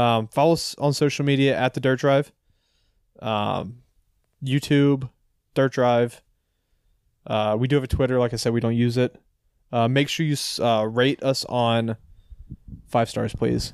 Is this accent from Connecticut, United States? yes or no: no; Ashburn, Virginia, United States; I grew up in Ashburn